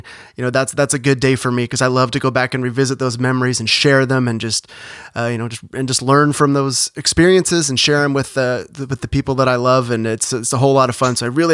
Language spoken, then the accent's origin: English; Sacramento, California, United States; my hometown of Sacramento